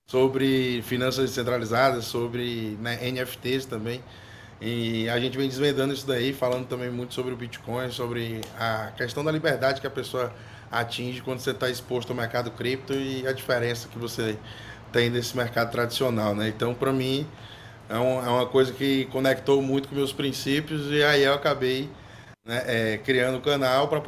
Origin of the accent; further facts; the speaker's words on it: Ceará, Brazil; sou aqui do Ceará, né?